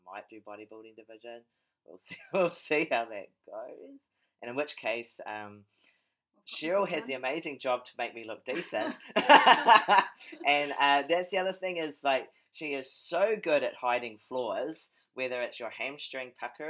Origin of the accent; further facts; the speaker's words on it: Papakura, Auckland, New Zealand; Oh, my hometown.